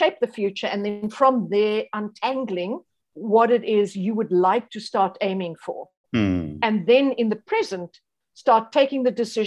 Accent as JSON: {"language": "English", "country": "South Africa", "said": "being a South African"}